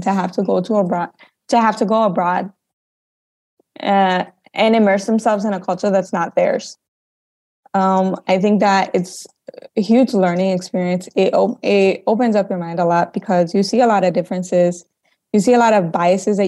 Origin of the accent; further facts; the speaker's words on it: Chicago, Illinois, United States; moved away as an adult; also born or lived in Holland, Michigan; now in Salvador, Brazil; I'm originally from Chicago, Illinois, but I went to school in Holland, Michigan called Hope College